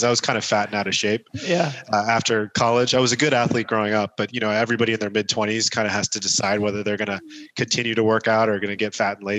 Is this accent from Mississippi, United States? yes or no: no; San Diego, California, United States; I was born and raised in San Diego, California, in the early 80s